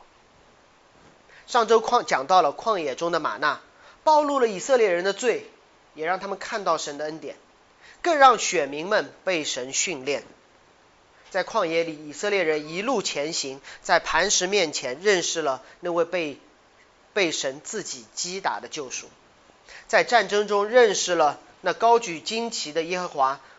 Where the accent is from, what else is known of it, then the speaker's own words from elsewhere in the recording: China; 你小看我中国人的学习能力